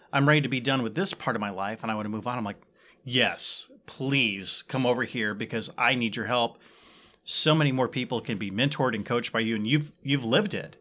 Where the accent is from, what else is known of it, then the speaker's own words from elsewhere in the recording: Ottumwa, Iowa, United States; I actually grew up in Ottawa